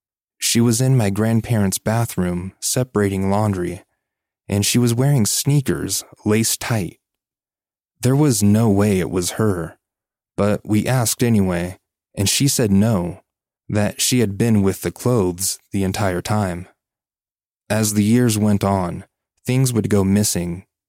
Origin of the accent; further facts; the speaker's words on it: Virginia, United States; I grew up in Virginia. We used to live with our mom and grandparents to make everyone's life easier.